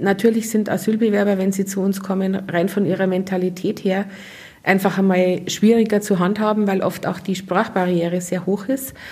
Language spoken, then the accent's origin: German; Munich, Bavaria, Germany; now in Trostberg, Germany; ich komme aus München